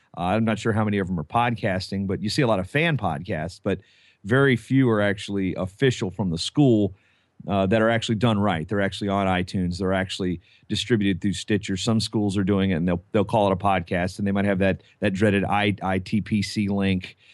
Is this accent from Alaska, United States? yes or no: no; Virginia, United States; moved away; I just went home to Virginia